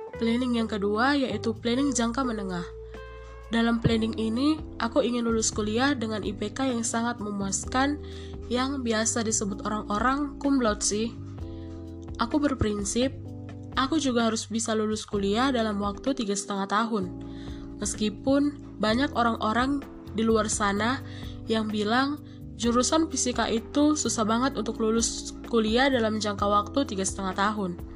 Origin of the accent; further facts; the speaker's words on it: North Sumatra, Indonesia; moved away as an adult; now in Lampung, Indonesia; Aku sih berasal dari Sumatera Utara. Ya, cukup lumayan jauh sih ke Lampung. Tetapi, aku harus mencoba untuk merantau